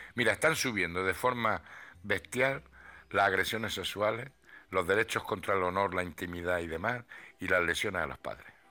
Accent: Ruidera, Castilla-La Mancha, Spain; moved away; mi pueblo, que son las lagunas de Ruidera

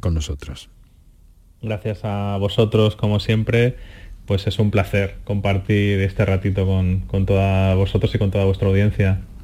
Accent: Madrid, Community of Madrid, Spain; moved away as an adult; also born or lived in Andalusia; now in Motril, Spain; soy de Madrid, nacido en Madrid

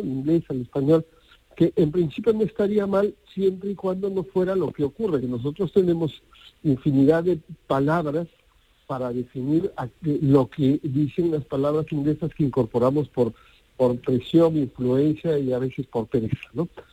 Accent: Arequipa, Peru; moved away as an adult; now in Spain; mi ciudad natal, Arequipa

